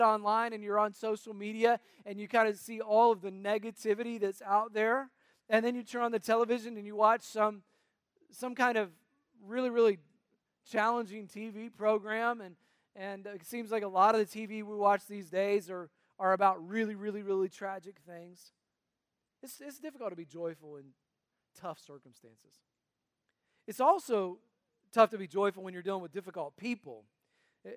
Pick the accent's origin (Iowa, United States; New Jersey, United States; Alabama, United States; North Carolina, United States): North Carolina, United States; also born or lived in Tennessee; I was born in Tennessee, raised in North Carolina